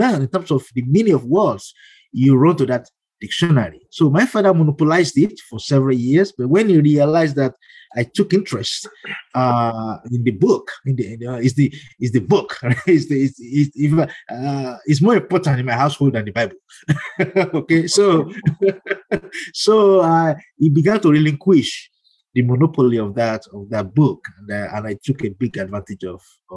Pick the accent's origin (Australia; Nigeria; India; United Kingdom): Nigeria; Ibadan, Oyo; moved away as an adult; also born or lived in Ile-Ife, Nigeria; now in United States; I grew up in Ibadan